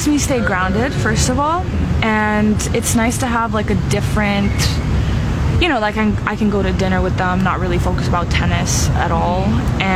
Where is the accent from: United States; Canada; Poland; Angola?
Canada; I'm Canadian